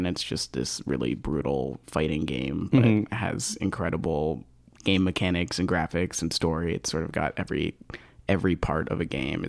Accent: Rutland, Vermont, United States; I grew up in Rutland, Vermont, which is a small town in South Central Vermont.

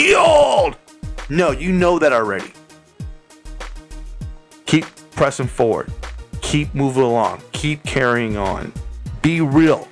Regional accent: Las Vegas, Nevada, United States; I'm from Las Vegas

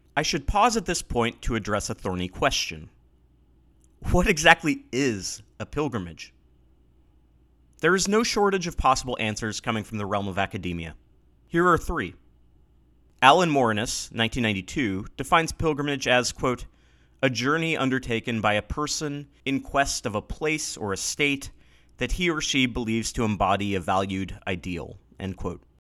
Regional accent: Pacific Northwest, United States; Growing up in the Pacific Northwest

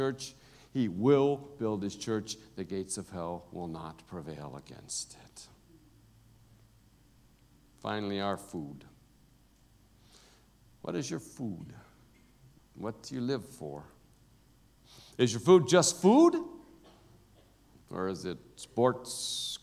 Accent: United States; now in South Africa; me as an American. Everybody knows I'm an American. The way I talk

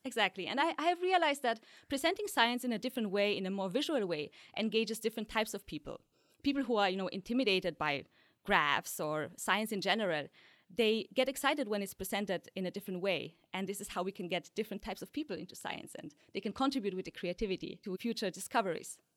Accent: Poland; moved away; also born or lived in Austria; I was born in Poland, a tiny village, so there were really no scientists around

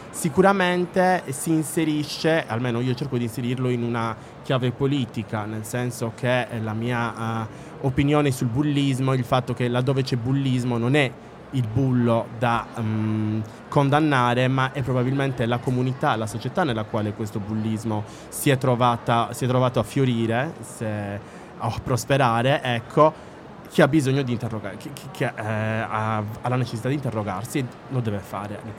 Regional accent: Sardinia, Italy; avere una scrittrice nella quale ci possiamo riconoscere anche in quanto sardi

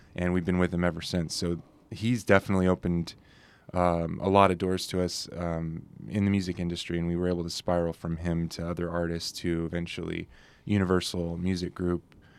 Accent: Carlsbad, California, United States; moved away as an adult; now in Santa Barbara, United States; Sean, um, my co-founding partner, and I grew up together down in Carlsbad

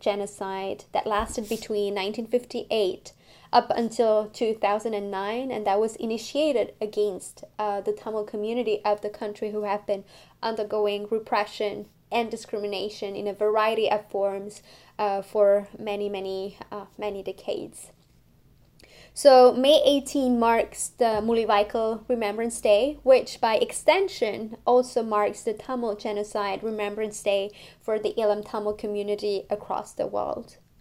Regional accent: France; now in Montreal, Canada; I grew up in France, and I'm now living in Montreal.

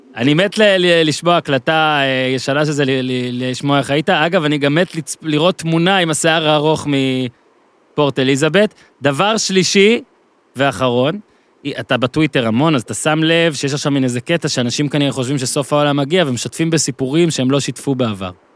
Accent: Ben Ami, Northern District, Israel; אני ממושב בן עמי בצפון

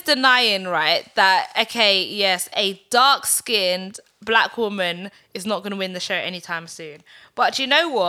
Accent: United Kingdom; growing up in Britain

